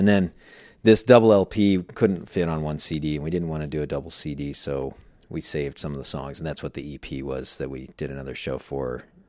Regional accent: Phoenix, Arizona, United States; also born or lived in Chicago; now in Los Angeles, United States; I was in Chicago. I grew up in Phoenix.

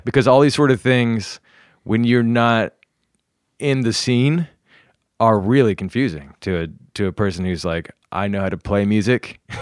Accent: South Carolina, United States; also born or lived in New York, United States; now in Los Angeles, United States; I grew up mainly in South Carolina, some in North Carolina.

